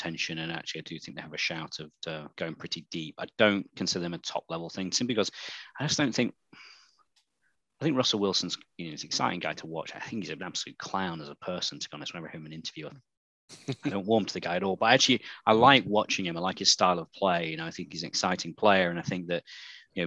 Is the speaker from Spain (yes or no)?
no; United Kingdom; I'm British.